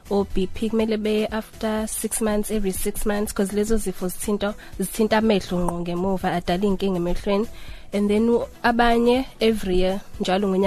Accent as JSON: {"language": "Zulu", "area": "Ndwebu, near Highflats", "region": "KwaZulu-Natal", "country": "South Africa", "said": "ngisuka eNdwebu ngase High Flats"}